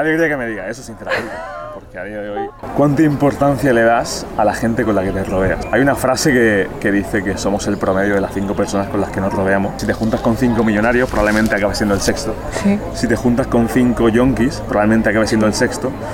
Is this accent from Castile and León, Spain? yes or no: no; Jaén, Andalusia, Spain; yo soy de Jaén